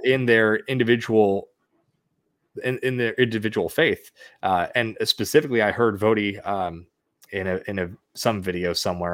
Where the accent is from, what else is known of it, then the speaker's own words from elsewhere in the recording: the Northwest, Pacific Northwest, United States; now in Arizona, United States; I'm originally from the Northwest area